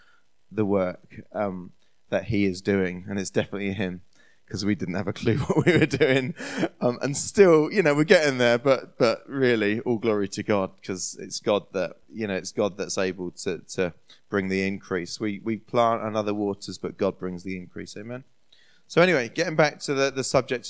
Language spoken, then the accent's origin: English; New Forest, Hampshire, South East England, United Kingdom; now in Portsmouth, United Kingdom; So I grew up in the New Forest area, which is to the west of Southampton. Lovely bit of the countryside there in the New Forest in Hampshire. And moved to Portsmouth when I was 21.